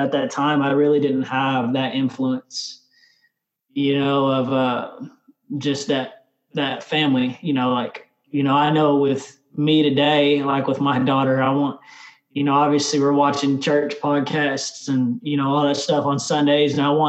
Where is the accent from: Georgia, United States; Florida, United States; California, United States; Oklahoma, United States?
Oklahoma, United States; Tulsa; also born or lived in Austin, United States; I was born in Austin. And then when I was one, I guess we moved to Arizona. I'm not Arizona, but Tulsa, Oklahoma. And so we lived in Tulsa. We lived in Shawnee. We lived in Ada. We lived in Oklahoma City.